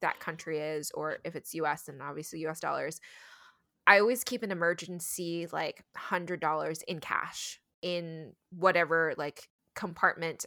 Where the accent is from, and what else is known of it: United States